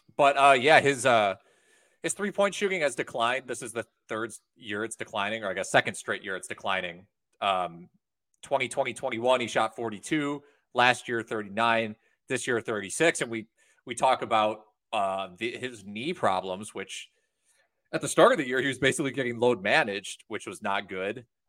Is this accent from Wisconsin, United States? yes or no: yes; Wisconsin, United States; we're from Wisconsin